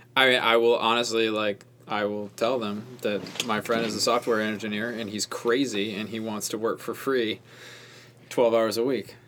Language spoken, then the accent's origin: English; Rhode Island, United States; moved away; I grew up in Rhode Island